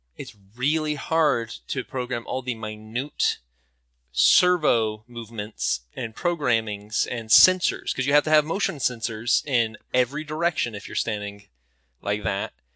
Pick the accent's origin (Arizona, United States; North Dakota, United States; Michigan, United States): North Dakota, United States; I grew up in North Dakota